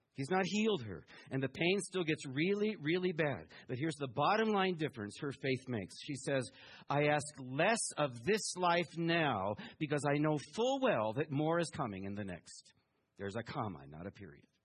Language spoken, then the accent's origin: English; Taiwan; moved away; also born or lived in Houston, Texas; I was born in Taiwan